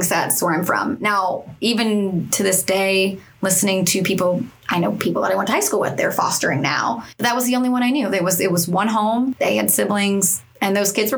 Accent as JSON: {"language": "English", "region": "East Coast of Florida", "country": "United States", "said": "I'm from the East Coast of Florida"}